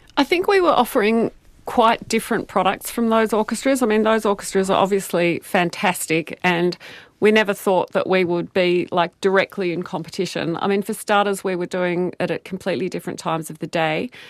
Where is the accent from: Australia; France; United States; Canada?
Australia; Melbourne, Victoria; now in Auckland, New Zealand; I grew up in Melbourne.